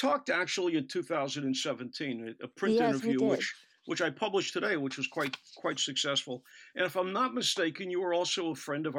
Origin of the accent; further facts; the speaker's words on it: Monongahela, Pennsylvania, United States; now in Paris, France; we are both from Monongahela, Pennsylvania, of all things.